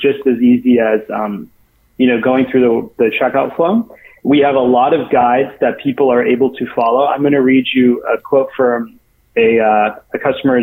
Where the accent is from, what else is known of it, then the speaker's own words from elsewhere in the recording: United States; growing up in the United States